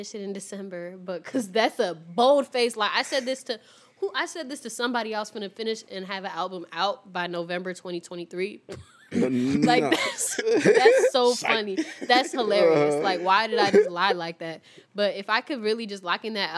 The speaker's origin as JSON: {"language": "English", "town": "Chicago", "region": "Illinois", "country": "United States", "said": "I'm from Chicago"}